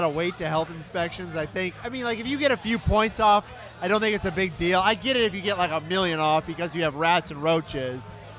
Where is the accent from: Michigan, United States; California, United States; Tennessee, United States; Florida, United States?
Michigan, United States; moved away; where I grew up in Michigan, the grocery store is open 24 hours.